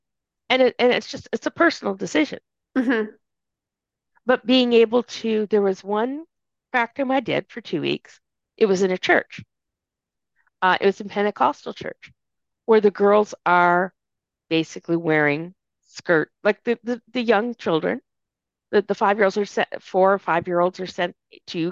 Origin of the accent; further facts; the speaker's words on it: Saint John, New Brunswick, Canada; also born or lived in Edmonton, Alberta; I'm from St. John, New Brunswick. I remember when St. John, New Brunswick was exactly that, a sea of white faces.